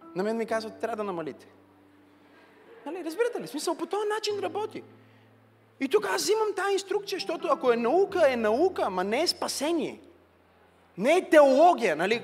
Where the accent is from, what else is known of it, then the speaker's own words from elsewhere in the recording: Bulgaria; сме българи